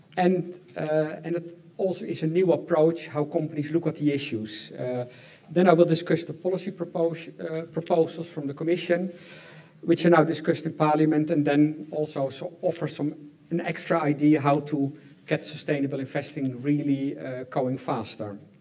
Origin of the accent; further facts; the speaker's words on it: Netherlands; I'm from the Netherlands